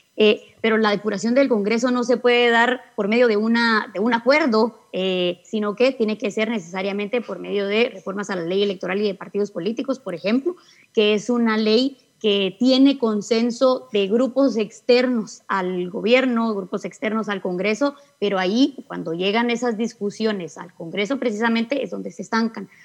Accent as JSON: {"language": "Spanish", "country": "Guatemala"}